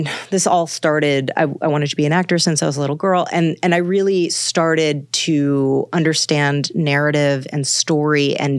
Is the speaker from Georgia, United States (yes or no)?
no; Manhattan, New York, United States; my whole thing is stay regional. I'm from Manhattan. I'm like, own it.